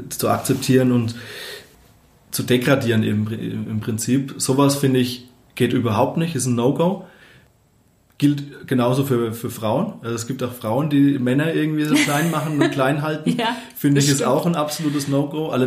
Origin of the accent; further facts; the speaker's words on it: Bavaria, Germany; now in Munich, Germany; Also ich, ich komme eben ähm, aus dem Dorf, äh, aus der fränkischen Weingegend und meine Eltern hatten da oder haben glücklicherweise auch einen Garten